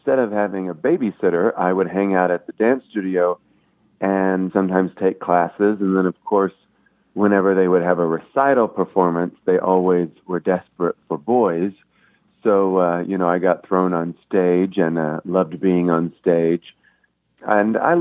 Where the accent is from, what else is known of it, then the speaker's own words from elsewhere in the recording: Fort Smith, Arkansas, United States; now in Las Vegas, United States; I was born and raised in Fort Smith, Arkansas